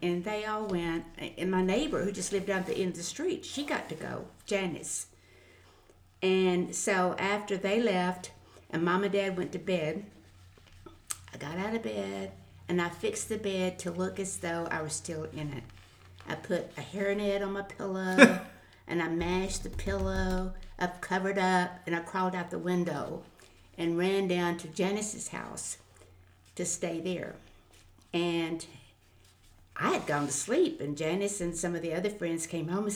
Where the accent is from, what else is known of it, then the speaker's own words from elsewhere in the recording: Highlands, Texas, United States; I was born in Highlands, Texas.